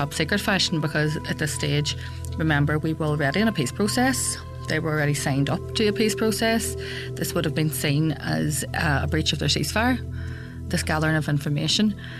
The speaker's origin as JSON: {"language": "English", "town": "Belfast", "region": "Northern Ireland", "country": "United Kingdom", "tie": "born or raised there", "said": "I'm a girl from West Belfast and I have seven brothers and sisters. At one stage, 10 of us lived in that house"}